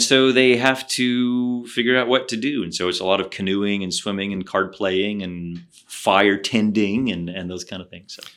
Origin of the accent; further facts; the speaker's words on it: the Ozarks in southern Missouri, United States; moved away; also born or lived in Oxford; I grew up in the Ozarks in southern Missouri